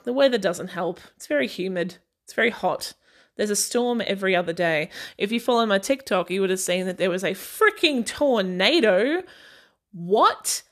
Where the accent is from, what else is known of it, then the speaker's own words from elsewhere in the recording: Australia; i'm aussie and i did grow up in a small town